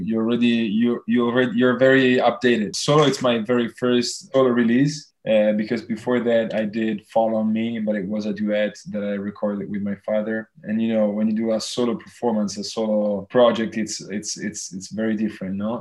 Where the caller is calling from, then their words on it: Tuscany, Italy; I'm calling from Tuscany in Italy.